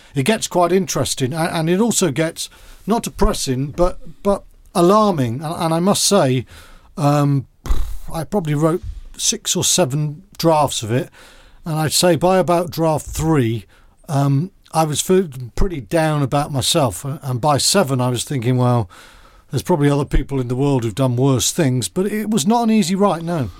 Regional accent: Wales, United Kingdom; moved away; also born or lived in Bath; as a Welsh schoolboy and someone who's in the Welsh squad

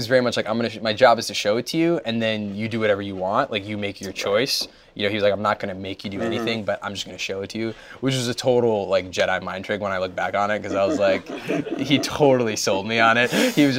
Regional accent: New Jersey, United States; I grew up in Jersey.

